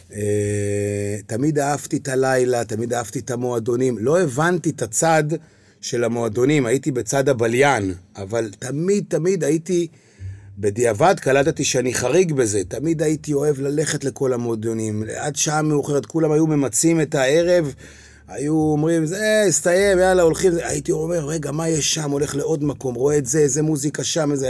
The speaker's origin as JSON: {"language": "Hebrew", "town": "Kiryat Bialik", "region": "Haifa District", "country": "Israel", "tie": "born or raised there", "moved": "as an adult", "lives_now": "Tel Aviv, Israel", "said": "אני נולדתי כן. וגדלתי בקריות, בקריית ביאליק"}